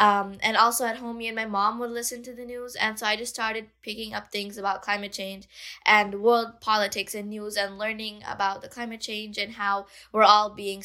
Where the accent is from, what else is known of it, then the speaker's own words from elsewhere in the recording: Bangladesh; my own country, Bangladesh, I'm from Bangladesh